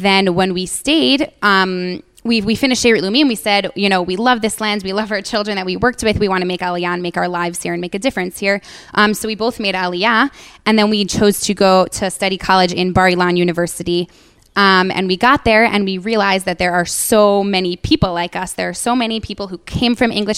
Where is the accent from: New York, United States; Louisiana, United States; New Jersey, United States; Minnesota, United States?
New York, United States; moved away as an adult; now in Israel; The two of us, my sister and I, Panina and I, we are from New York originally, and we come from a loving Zionistic home.